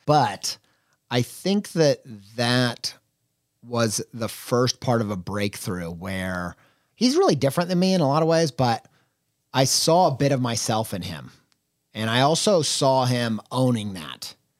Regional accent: Columbus, Indiana, United States; now in Columbus, United States; we're both from Columbus, Indiana

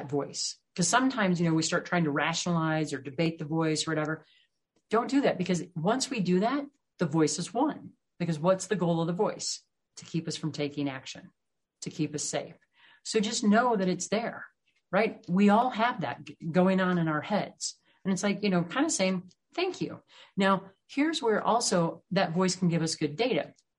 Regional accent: Midwest, United States; moved away; also born or lived in the Rockies; I grew up in the Midwest where everything's really flat, and now I live out here in the Rockies

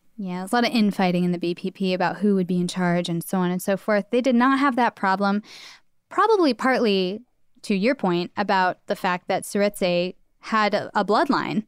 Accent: United States; we're we're American, obviously, so we're coming at this from an American point of view.

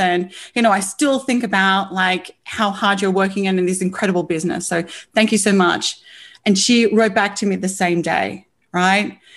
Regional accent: Australia; I'm an Aussie

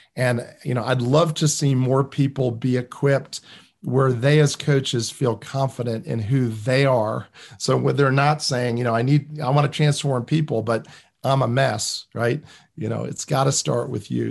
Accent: New Jersey, United States; I come from New Jersey

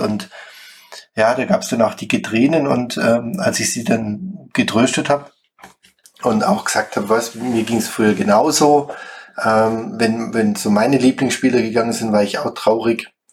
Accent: Schwäbisch Gmünd, Baden-Württemberg, Germany; moved away as an adult; now in Heldenstein, Germany; komme gebürtig aus Schwäbisch Gmünd

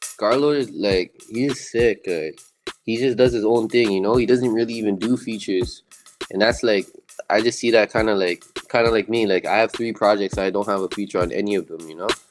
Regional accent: Toronto, Ontario, Canada; I'm from Toronto.

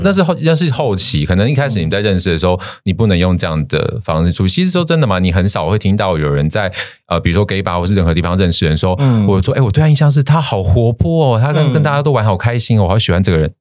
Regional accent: Taiwan; moved away; 我也是台湾人哦

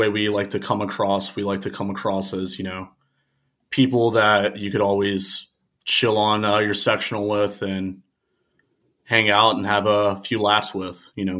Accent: Reynoldsburg, Ohio, United States; So I was born in Reynoldsburg, Ohio, which is, it's just east of Columbus. It might as well just be Columbus, about 20 minutes outside of the city. Very small town. You know, I grew up there.

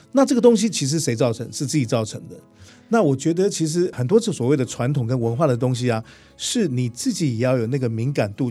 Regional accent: Taipei, Taiwan; first language Hakka; 其实我也在台北出生的，我的课上话讲的一开始也并不是那么标准

